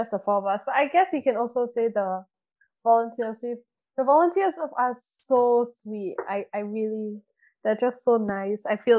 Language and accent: English; Indonesia; So I'm from Indonesia as well.